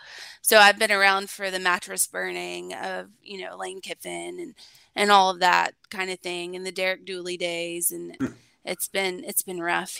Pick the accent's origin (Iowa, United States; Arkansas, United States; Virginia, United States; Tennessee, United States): Tennessee, United States; Nashville; I transferred to UT because I'm from Nashville and it's in state. But I grew up an Alabama fan in Nashville and Tennessee